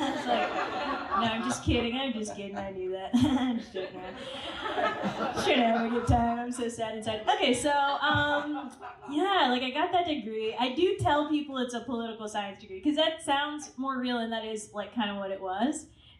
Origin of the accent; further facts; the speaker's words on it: Virginia, United States; accent: Southern; also born or lived in Pakistan / South Carolina; I was in Virginia, the suburbs of Virginia.